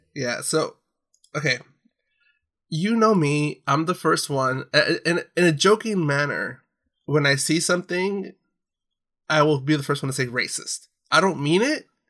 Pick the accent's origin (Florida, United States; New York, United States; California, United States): California, United States; Orange County; growing up in Orange County